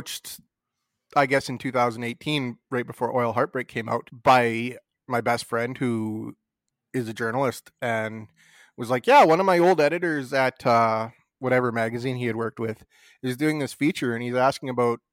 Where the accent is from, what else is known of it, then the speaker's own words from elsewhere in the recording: Hanna, Alberta, Canada; I grew up in a small town. I grew up in Hanna, and it was kind of right from the get-go, because that's a very oil and gas, coal mining, farming and ranching community.